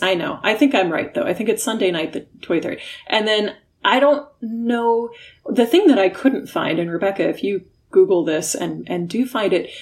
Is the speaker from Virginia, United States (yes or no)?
no; Illinois, United States; now in California, United States; my home state of illinois